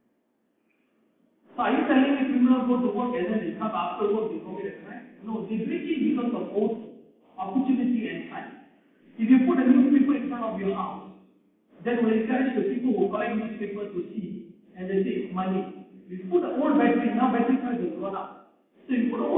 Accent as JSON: {"language": "English", "country": "Malaysia", "said": "we are Malaysian"}